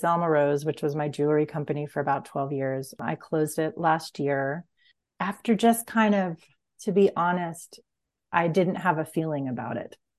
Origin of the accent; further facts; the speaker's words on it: Huntington, New York, United States; now in Fairfax, United States; I grew up on Long Island